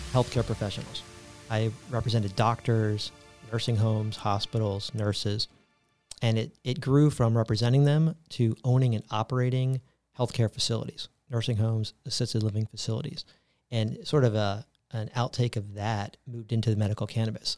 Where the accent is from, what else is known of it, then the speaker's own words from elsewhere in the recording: Tampa, Florida, United States; also born or lived in New York; I am a native Floridian, born and raised in Tampa, Florida